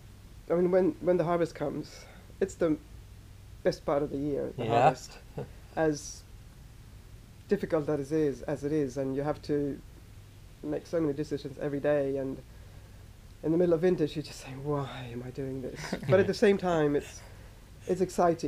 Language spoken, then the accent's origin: English; Sweden; moved away as an adult; also born or lived in Australia; now in Tuscany, Italy; I am from Sweden originally